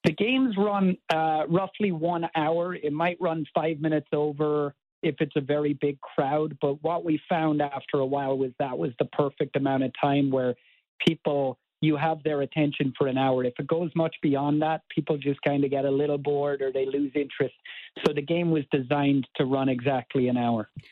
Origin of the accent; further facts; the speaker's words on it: Cork, Munster, Ireland; moved away as an adult; now in Baltimore, United States; born and raised in Cork in Ireland